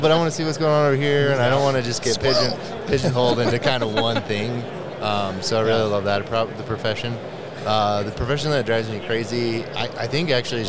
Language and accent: English; Washington, United States; moved away; I'm actually originally from Washington State.